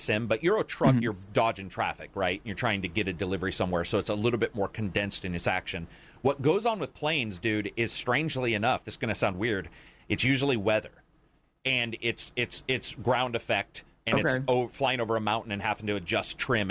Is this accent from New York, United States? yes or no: no; Oregon, United States; I'm from Oregon.